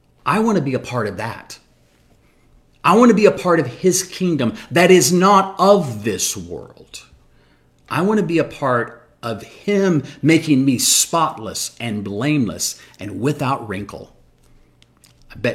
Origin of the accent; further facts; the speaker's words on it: United States; we as American Christians